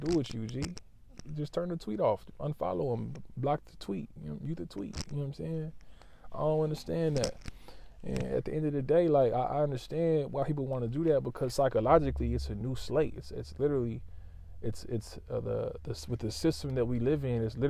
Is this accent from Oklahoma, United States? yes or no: yes; Lawton, Oklahoma, United States; I'm from Lawton, Oklahoma